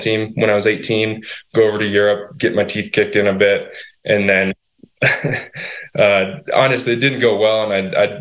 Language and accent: English; Utah, United States; moved away as an adult; now in Vermont, United States; I grew up in Utah